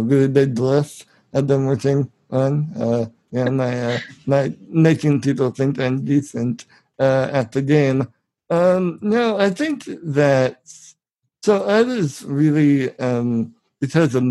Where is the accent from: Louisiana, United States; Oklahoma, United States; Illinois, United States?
Illinois, United States; 200 miles south of Chicago; I'm from 200 miles straight south of Chicago